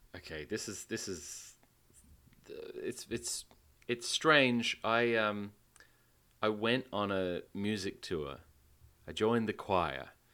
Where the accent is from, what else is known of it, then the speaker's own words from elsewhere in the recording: Western Australia, Australia; the only art gallery and museum in my home state, the Art Gallery